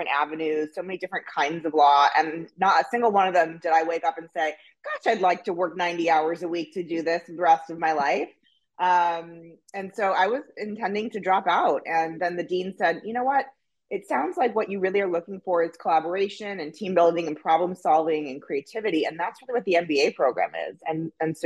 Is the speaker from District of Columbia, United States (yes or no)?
no; Los Angeles, California, United States; from Laurel Canyon. That's how L-A-O-G I am. So Los Angeles, California, born and bred.